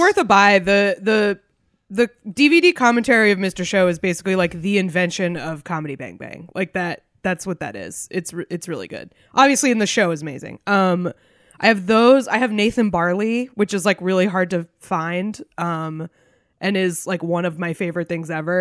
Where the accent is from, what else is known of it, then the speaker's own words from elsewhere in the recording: New Hampshire, United States; moved away; my home state of New Hampshire.